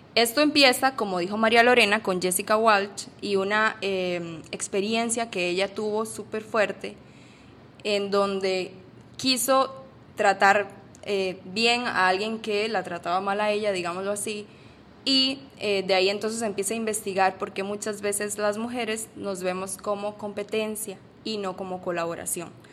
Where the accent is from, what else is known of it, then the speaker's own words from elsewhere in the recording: Costa Rica; moved away as an adult; now in Panama; soy de Costa Rica